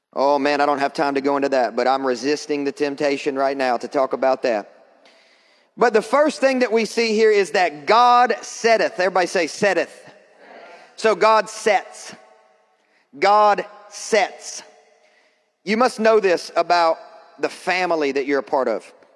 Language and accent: English; Kentucky, United States; I'm from Kentucky